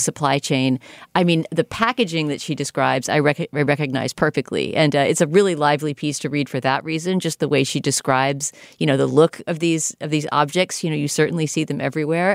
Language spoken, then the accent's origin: English; United States; as an American viewer